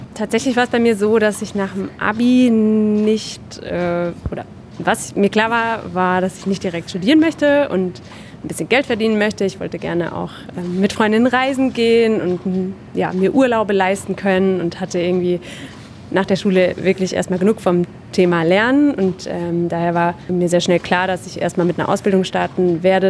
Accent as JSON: {"language": "German", "town": "Groß-Bieberau", "region": "Hesse", "country": "Germany", "lives_now": "Darmstadt, Germany", "said": "ich komme ursprünglich aus Großbiberau, ist ein relativ kleiner Ort hier äh, in der Gegend"}